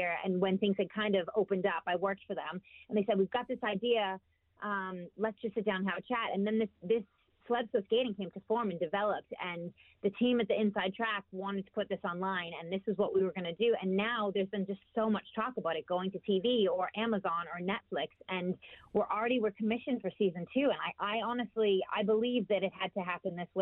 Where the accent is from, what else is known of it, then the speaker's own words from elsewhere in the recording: United States; now in United Kingdom; I'm American